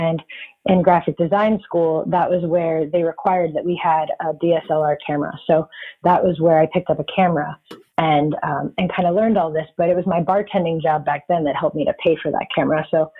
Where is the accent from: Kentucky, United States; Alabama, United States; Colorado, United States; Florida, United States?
Florida, United States; also born or lived in Texas / Georgia / Washington State / California; I am originally from Florida, but it's kind of hard to say where I'm really from because I've moved so much. I've lived in Texas, Georgia, Washington State, California, and now I live in North Carolina.